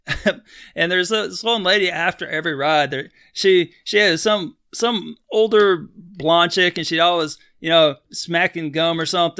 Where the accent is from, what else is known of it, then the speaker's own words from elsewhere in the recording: Texas, United States; I grew up in Texas